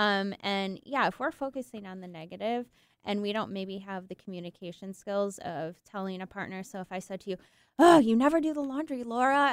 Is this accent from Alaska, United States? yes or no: no; Michigan, United States; moved away; I'm, I'm from Michigan, and actually my partner is too